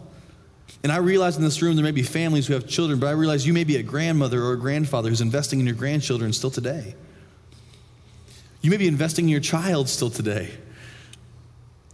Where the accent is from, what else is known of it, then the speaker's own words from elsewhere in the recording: Indiana, United States; moved away; going home to my hometown in Indiana for the first time in like 6 years